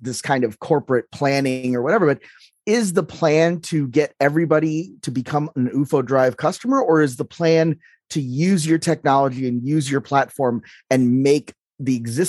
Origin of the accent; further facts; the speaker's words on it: United States; being an American